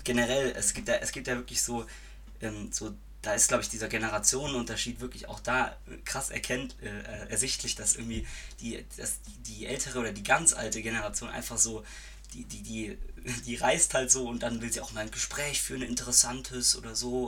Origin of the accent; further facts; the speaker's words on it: Reutlingen, Baden-Württemberg, Germany; moved away as an adult; now in Freiburg, Germany; ich komme eigentlich aus Reutlingen, aber studiere in Freiburg